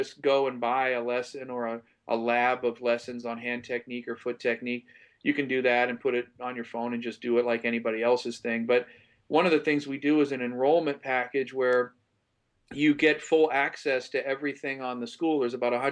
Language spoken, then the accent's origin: English; Ohio, United States; moved away; also born or lived in Florida; I was from Ohio